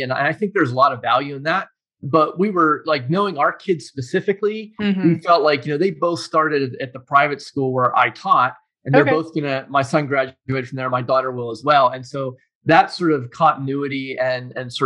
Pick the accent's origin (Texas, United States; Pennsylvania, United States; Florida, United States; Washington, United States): Pennsylvania, United States; Pittsburgh; also born or lived in Tennessee / New Jersey; now in Cleveland, United States; I was born and raised in Pittsburgh, Pennsylvania